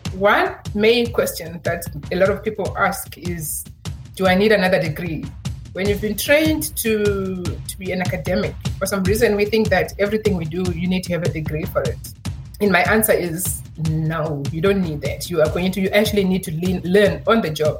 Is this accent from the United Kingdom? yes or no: no; Zimbabwe; moved away as an adult; now in Cape Town, South Africa; I'm actually originally from Zimbabwe